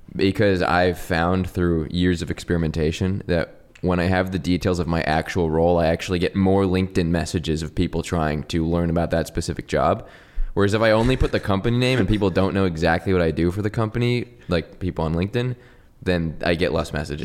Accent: Orange County, California, United States; I'm born and raised in Orange County, California

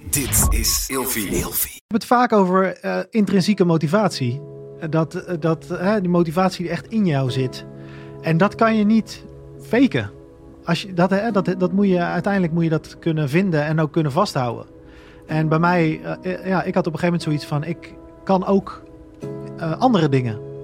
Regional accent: Gouda, South Holland, Netherlands; Ik kom denk ik uit een vrij eh, doorsnee gezin uit Gouda

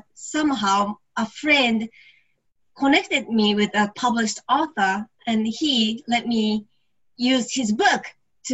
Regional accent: Yokohama, Kanagawa, Japan; moved away as an adult

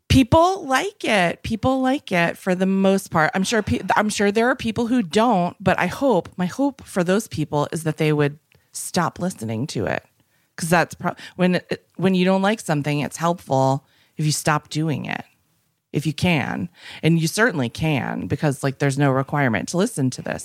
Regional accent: Minnesota, United States; also born or lived in Westport, Connecticut; now in Los Angeles, United States; I'm from Minnesota

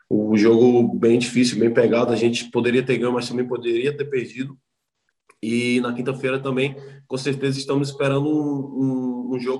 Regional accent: Brazil; E, cara, eu vim do Brasil, então o que é que esses caras estão fazendo aqui?

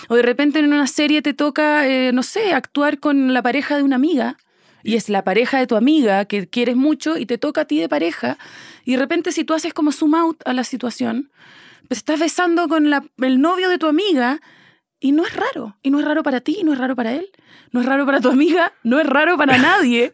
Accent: Chile; moved away as an adult; now in Mexico City, Mexico; yo soy chilena, estoy radicada en México hace cuatro años, pero soy chilena

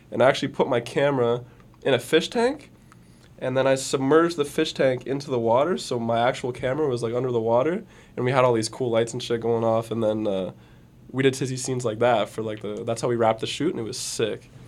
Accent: Fergus, Ontario, Canada; Fergus. Bro. Yeah. Let's fucking go. I wanted to bring him out there just because it was like my hometown

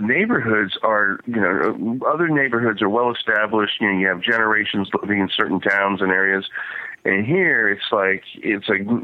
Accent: West Palm Beach, Florida, United States; also born or lived in New Hampshire / Tampa; I grew up in Florida. It was one of those weird little things where I grew up in the West Palm Beach area.

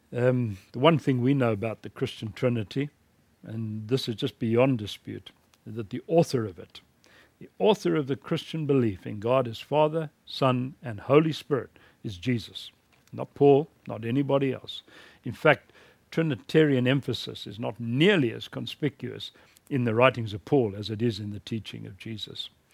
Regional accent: South Africa; in my home country, South Africa

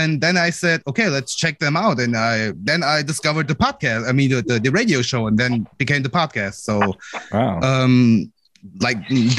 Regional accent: Germany; I'm from Germany.

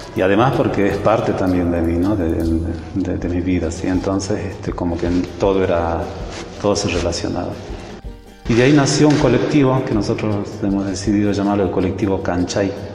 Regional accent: Rumicruz, Jujuy, Argentina; Nací en Rumicruz. Rumicruz queda al este de Abrapampa, veinticinco kilómetros.

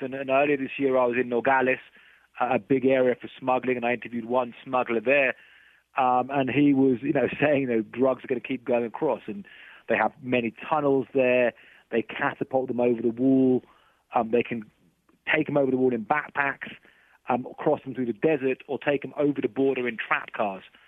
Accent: United Kingdom; now in Mexico; I'm not American, I'm, I'm British

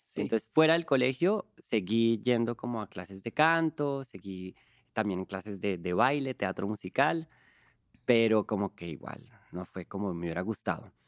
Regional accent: Colombia; now in Mexico; Yo soy un cantante colombiano

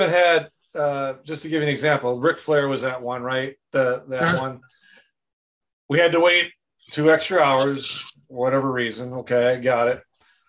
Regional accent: Wisconsin, United States; now in Goodson, Missouri, United States; I'm originally from Wisconsin. I was born and raised there

